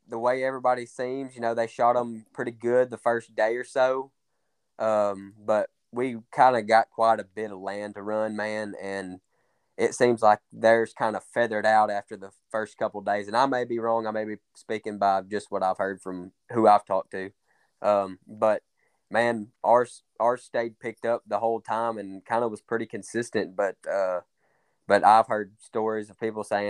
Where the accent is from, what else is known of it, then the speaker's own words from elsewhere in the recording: Midway, Arkansas, United States; I am from Midway, Arkansas.